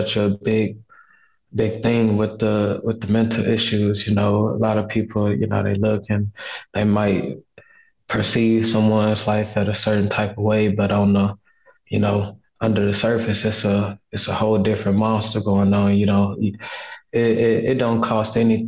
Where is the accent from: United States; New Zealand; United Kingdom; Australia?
United States; Houston, Texas; born or raised there; now in Atlanta, United States